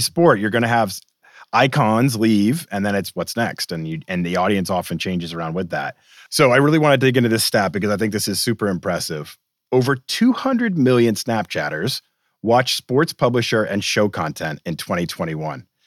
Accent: Boston, Massachusetts, United States; I grew up in Boston

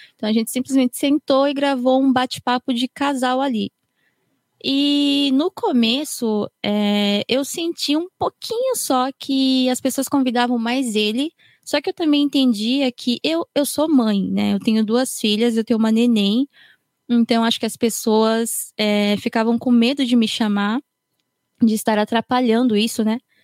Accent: Japan; Eu fui criada aqui no Japão, sempre estudei aqui

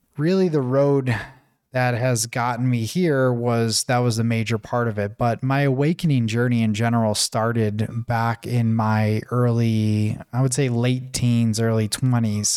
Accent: Buffalo, New York, United States; moved away as an adult; also born or lived in Tanzania; thousands of miles away from my hometown, which was in Buffalo, New York.

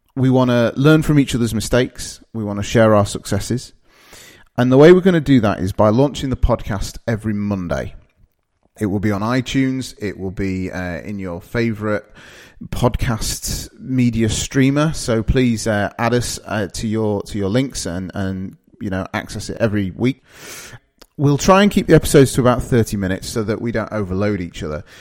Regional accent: Darlington, North East England, United Kingdom; also born or lived in Midlands; now in Sheffield, United Kingdom; I'm originally from a place called Darlington, which is in the northeast of England.

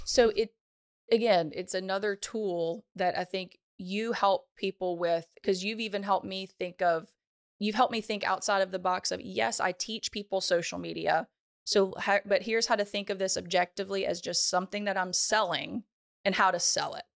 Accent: Ponchatoula, Louisiana, United States; I'm from Ponchatoula, Louisiana

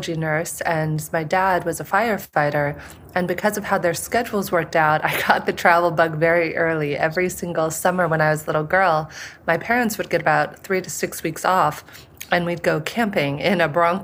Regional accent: San Diego, California, United States; where I grew up in San Diego

